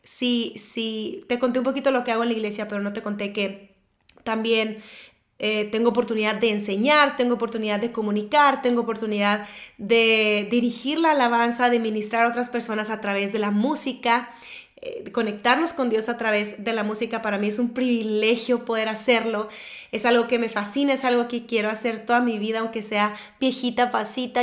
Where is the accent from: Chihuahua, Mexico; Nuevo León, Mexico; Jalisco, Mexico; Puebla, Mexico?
Nuevo León, Mexico; Monterrey; soy de Monterrey, México